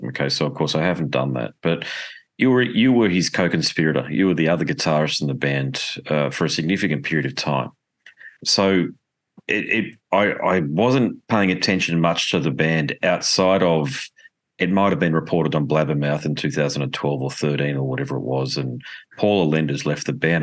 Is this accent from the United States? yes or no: no; Australia